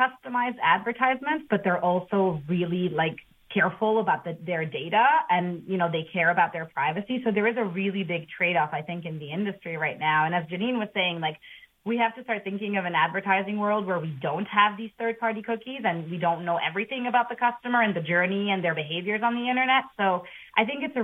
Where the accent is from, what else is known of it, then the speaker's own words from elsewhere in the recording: Italy; now in United States; I come from Italy